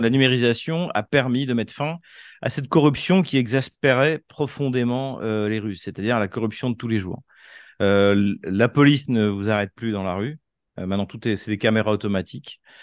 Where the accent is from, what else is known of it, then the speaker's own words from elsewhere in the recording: Troyes, Grand Est, France; moved away as an adult; now in Moscow, Russia; moi, je suis de, de Troyes, donc, euh, c'est une petite ville, euh, de soixante mille habitants à, à cent cinquante kilomètres de Paris à l'est, c'est dans la Champagne